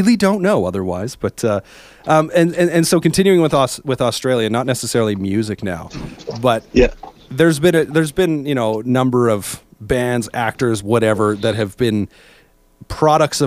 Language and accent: English; Canada; I'm from Canada